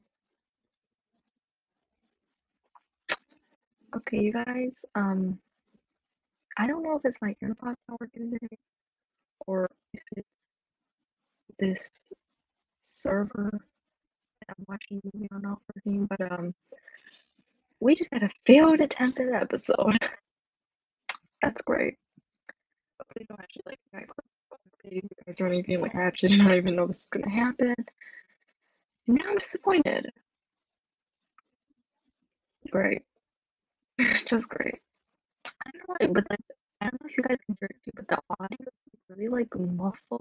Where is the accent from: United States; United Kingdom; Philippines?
United States; me being Chinese American